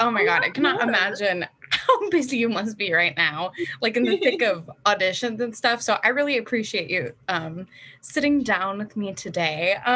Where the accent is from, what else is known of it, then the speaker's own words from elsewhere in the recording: Westminster, California, United States; I'm from Westminster.